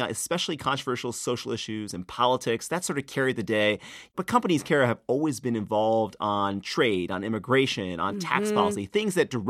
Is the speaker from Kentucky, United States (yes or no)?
no; North Carolina, United States; when I told people I was from North Carolina, they'd ask me what I thought about HB 2.